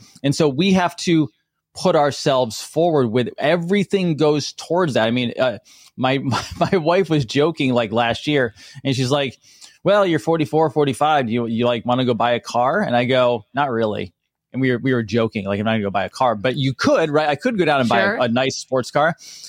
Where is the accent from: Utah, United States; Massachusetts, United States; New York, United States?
New York, United States; now in Florida, United States; I'm a redneck. I'm a redneck from New York.